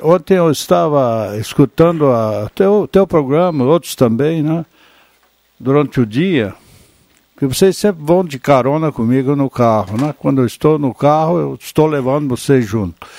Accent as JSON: {"language": "Portuguese", "town": "Vale do Sol", "region": "Rio Grande do Sul", "country": "Brazil", "tie": "born or raised there", "lives_now": "Santa Cruz do Sul, Brazil", "said": "meu município onde eu nasci, Vale do Sol, antes Trambudo e hoje Vale do Sol"}